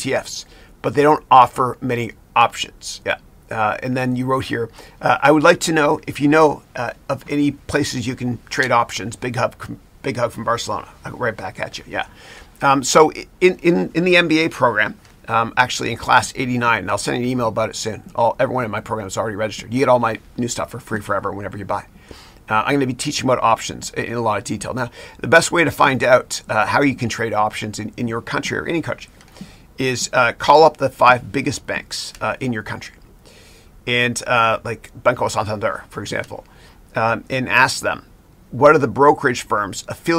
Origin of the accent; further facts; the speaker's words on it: London, Ontario, Canada; moved away as an adult; now in United States; I grew up in Ontario. I was born in London, Ontario.